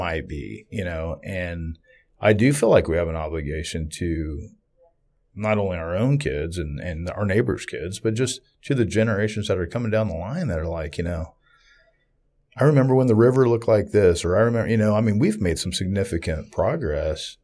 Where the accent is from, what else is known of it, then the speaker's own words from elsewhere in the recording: Southeast Kansas, United States; I'm from Southeast Kansas